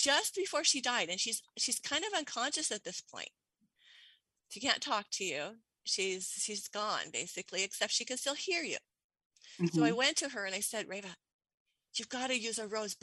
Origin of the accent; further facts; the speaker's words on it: Portland, Oregon, United States; I'm from Portland, the city of roses. And I grew up with roses all over the place